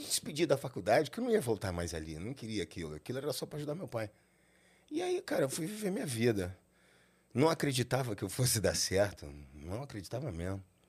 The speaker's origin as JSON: {"language": "Portuguese", "region": "Rio de Janeiro", "country": "Brazil", "tie": "born or raised there", "moved": "yes", "lives_now": "São Paulo, Brazil", "said": "Eu nasci no Rio de Janeiro, no hospital de Botafogo"}